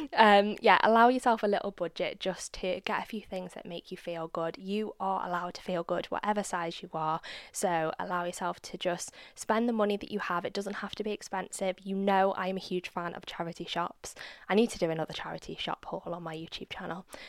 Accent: United Kingdom; I'm a Brit.

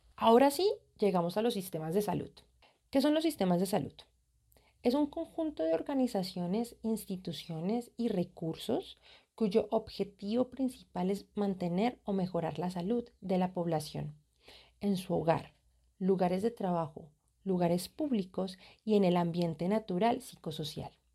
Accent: Colombia; Yo soy colombiana y como colombiana

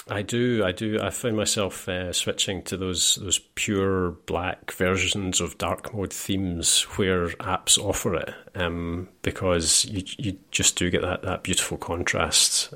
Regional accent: Scotland, United Kingdom; I'm Scottish

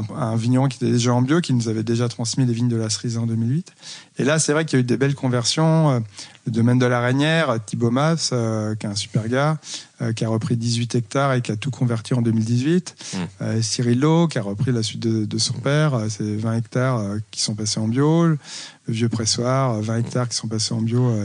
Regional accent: Loire, France; moved away as an adult; also born or lived in Rennes / Montpellier / Nîmes; now in Saumur, France; ma région d'origine

